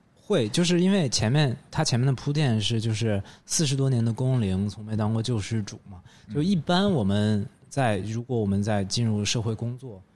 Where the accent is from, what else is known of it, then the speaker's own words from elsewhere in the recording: Northeast China, China; 大家会认为我是一个东北说唱歌手